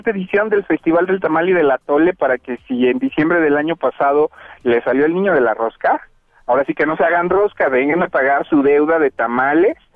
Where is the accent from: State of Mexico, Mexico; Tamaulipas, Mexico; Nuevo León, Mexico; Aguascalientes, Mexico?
State of Mexico, Mexico; somos mexiquenses